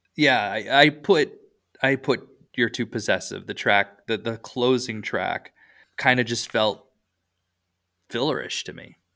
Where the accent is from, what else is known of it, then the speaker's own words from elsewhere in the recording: Iowa, United States; moved away; also born or lived in Europe; I grew up in Iowa